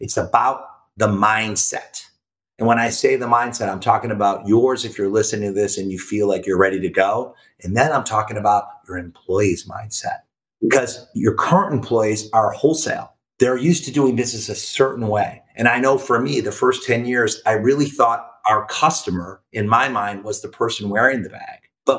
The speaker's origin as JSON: {"language": "English", "town": "Hermosa Beach", "region": "California", "country": "United States", "said": "We're from Hermosa Beach, California. It's this little beach town of like 15,000 people, and it's still cool. And it's small."}